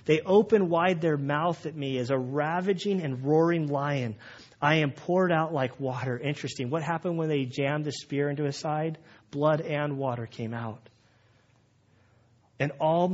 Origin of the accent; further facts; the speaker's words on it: United States; I'm American